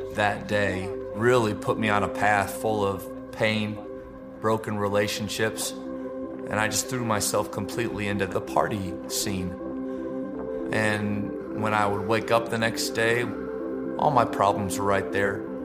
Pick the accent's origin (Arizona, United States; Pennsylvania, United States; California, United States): Pennsylvania, United States; moved away; I'm from Pennsylvania